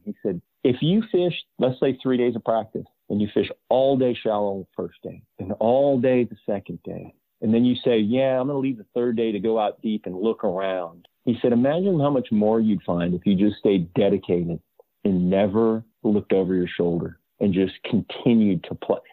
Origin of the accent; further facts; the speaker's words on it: Southern California, United States; growing up in Southern California